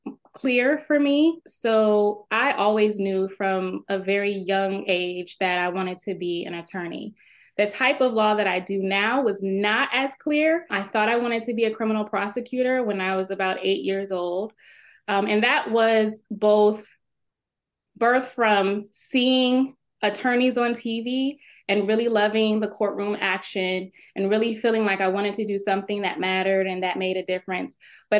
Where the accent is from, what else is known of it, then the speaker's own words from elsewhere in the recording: Texas, United States; I was at the time working at the Texas State Capitol. I'm from Texas, and I had graduated from college.